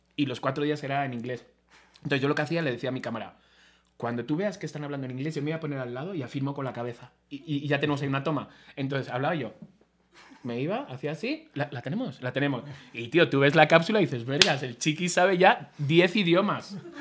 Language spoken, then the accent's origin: Spanish; Spain; soy español